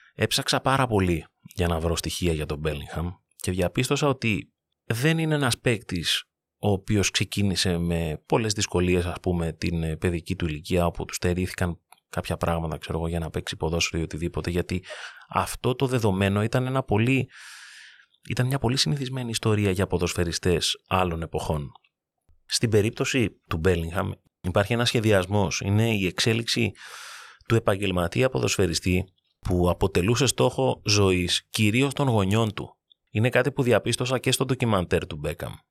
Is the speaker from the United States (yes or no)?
no; Greece; ως Έλληνες